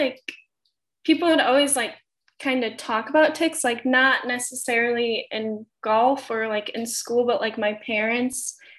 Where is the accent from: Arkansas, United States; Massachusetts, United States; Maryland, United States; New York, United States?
New York, United States; now in North Carolina, United States; Near Syracuse, about 30 minutes away.